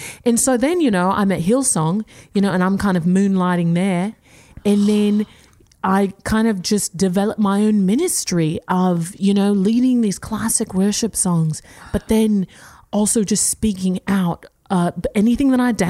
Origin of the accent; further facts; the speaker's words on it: Melbourne, Victoria, Australia; I'm from Australia, specifically Melbourne.